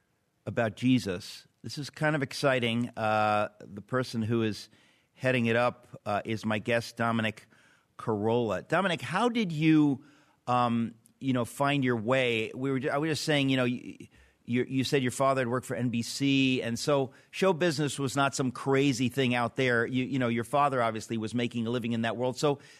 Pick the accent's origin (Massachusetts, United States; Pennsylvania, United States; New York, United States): New York, United States; because I'm an ethnic from the New York world here.